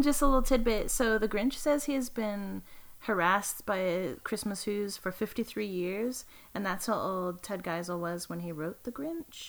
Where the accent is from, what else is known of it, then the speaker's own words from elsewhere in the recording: East Coast, United States; I say icebox when I'm referring to the refrigerator because I'm from the East Coast